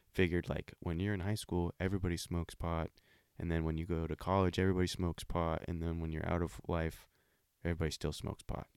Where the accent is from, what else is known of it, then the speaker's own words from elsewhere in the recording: Olympia, Washington, United States; I'm from Olympia, Washington